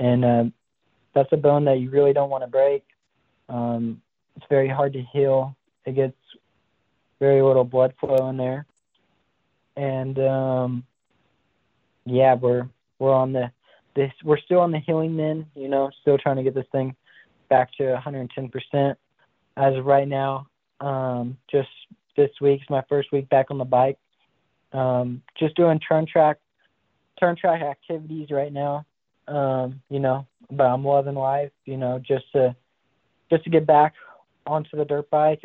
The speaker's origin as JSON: {"language": "English", "town": "Big Sur", "region": "California", "country": "United States", "tie": "born or raised there", "said": "I'm from Big Sur, California. Born and raised"}